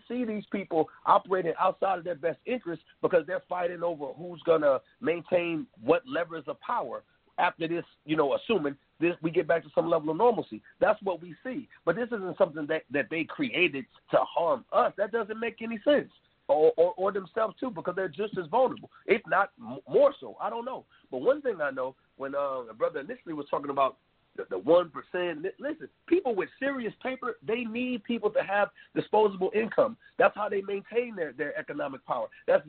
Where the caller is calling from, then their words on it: Durham, North Carolina, United States; I'm calling from Durham, North Carolina.